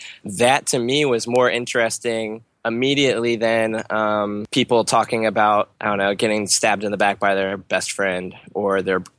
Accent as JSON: {"language": "English", "town": "Harrisburg", "region": "Pennsylvania", "country": "United States", "tie": "born or raised there", "said": "I was born and raised in Harrisburg."}